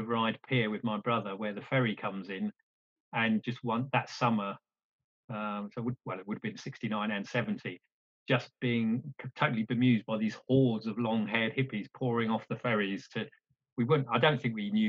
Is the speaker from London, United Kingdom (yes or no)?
no; Isle of Wight, South East England, United Kingdom; I grew up where I'm sitting tonight, which is on the Isle of Wight.